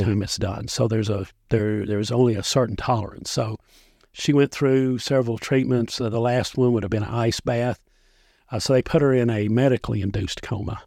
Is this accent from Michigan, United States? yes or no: no; Dickson County, Tennessee, United States; I grew up in Dixon County